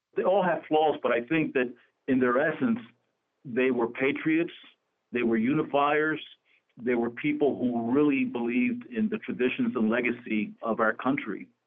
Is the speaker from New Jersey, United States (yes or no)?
yes; Camden, New Jersey, United States; also born or lived in Puerto Rico; I was born in Puerto Rico, but I grew up in the city of Camden, New Jersey